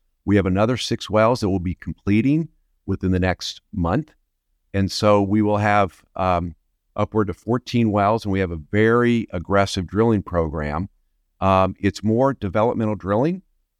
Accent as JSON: {"language": "English", "town": "Denver", "region": "Colorado", "country": "United States", "tie": "born or raised there", "said": "But anyway, I grew up in Denver, Colorado, went to undergrad at University of Colorado, and ended up in law school at University of Tulsa, and I specialized in energy law."}